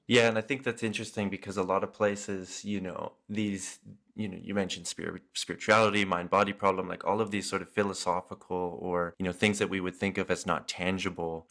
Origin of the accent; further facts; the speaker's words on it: Canada; as a Canadian